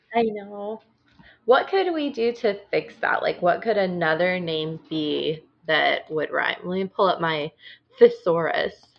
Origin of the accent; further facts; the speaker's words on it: Illinois, United States; I grew up in Illinois